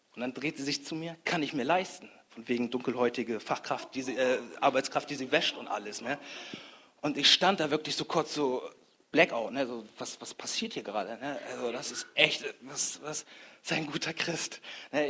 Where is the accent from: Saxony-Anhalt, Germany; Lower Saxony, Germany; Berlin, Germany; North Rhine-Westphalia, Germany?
Lower Saxony, Germany; Grasberg; ich komme aus Grasberg, das ist in der Nähe von Bremen.